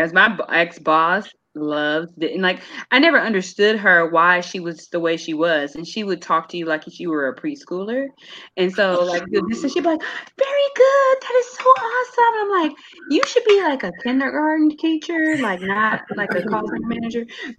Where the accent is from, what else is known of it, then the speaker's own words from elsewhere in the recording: Michigan, United States; I grew up in Michigan.